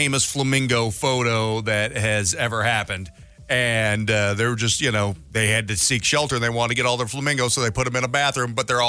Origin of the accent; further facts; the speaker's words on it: Missouri, United States; growing up in Missouri, we did a lot of that.